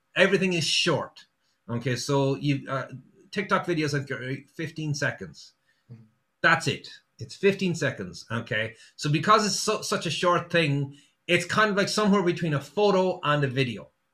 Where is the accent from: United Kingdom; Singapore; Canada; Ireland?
Ireland; Sligo, Connacht; I'm from Sligo, um, and the company I used to work for used to deliver from Sligo all around Donegal